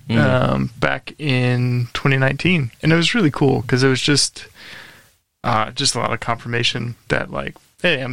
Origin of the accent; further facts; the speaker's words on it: St. Louis, Missouri, United States; moved away as an adult; now in New Zealand; born and raised in St. Louis, Missouri.